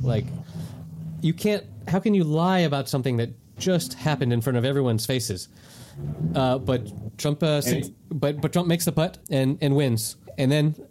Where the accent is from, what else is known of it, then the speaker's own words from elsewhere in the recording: North Carolina, United States; moved away as an adult; now in Spain; Growing up in North Carolina